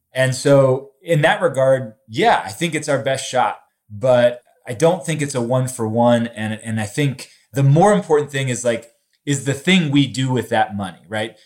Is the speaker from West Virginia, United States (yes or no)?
yes; Charleston, West Virginia, United States; my hometown of Charleston